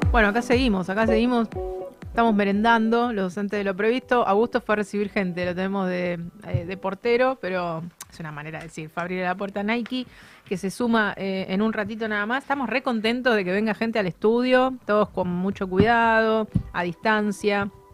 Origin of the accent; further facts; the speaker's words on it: Argentina; los argentinos